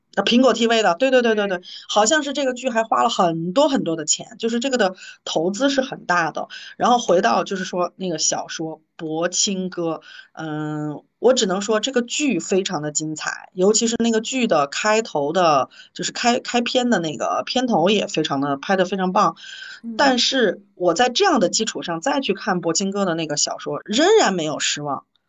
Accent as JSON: {"language": "Chinese", "town": "Chengdu", "region": "Sichuan", "country": "China", "accent": "Chengdu dialect", "said": "我是用成都的方式去说这句话"}